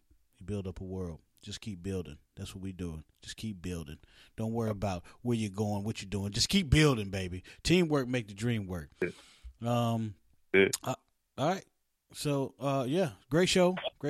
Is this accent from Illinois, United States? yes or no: no; Oak Hill, West Virginia, United States; she's from my hometown of West Virginia, Oak Hill, West Virginia. I grew up right down the street from her.